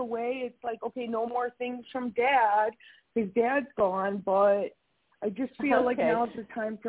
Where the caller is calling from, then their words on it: Wisconsin, United States; I'm calling from Wisconsin.